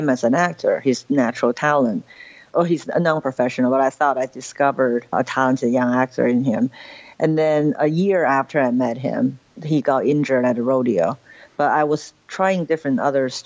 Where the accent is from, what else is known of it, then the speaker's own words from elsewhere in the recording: Beijing, China; moved away; also born or lived in New York; growing up in Beijing